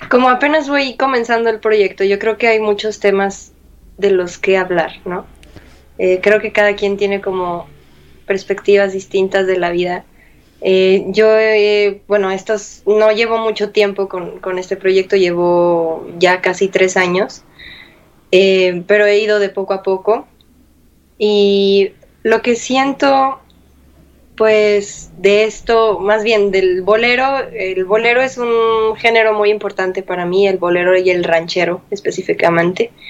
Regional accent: Mexico; vaya que disfruto utilizarlo con, con mucho orgullo de, de, sentir que soy mexicana, de, de, de, decir que soy mexicana.

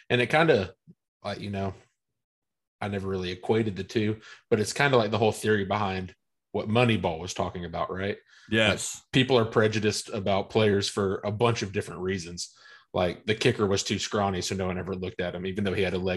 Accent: Covington, Georgia, United States; born or raised there

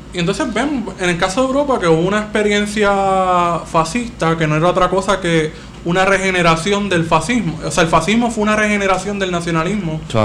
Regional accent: Puerto Rico

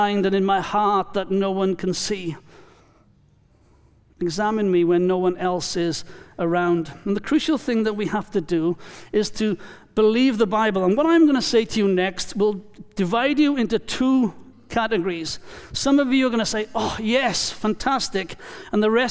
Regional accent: Wales, United Kingdom; now in New Zealand; I am Welsh

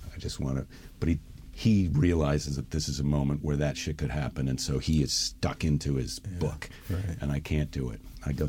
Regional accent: Midwest, United States; Because I'm a Midwesterner

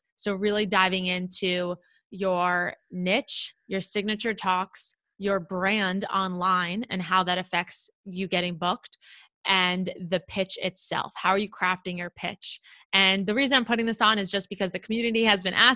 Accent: South Florida, United States; I grew up in South Florida and it's like my hometown

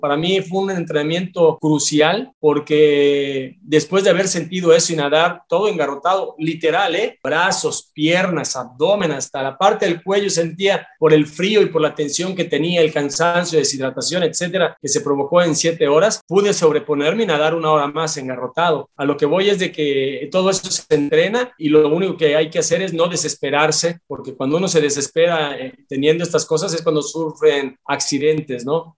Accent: Mérida, Yucatán, Mexico; yo soy de Yucatán, soy de Mérida, Yucatán. Aquí yo tengo un clima muy cálido

